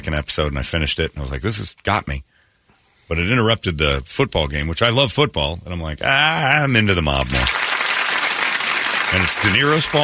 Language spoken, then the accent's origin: English; Mesa, Arizona, United States; I grew up soft. I grew up soft over in Mesa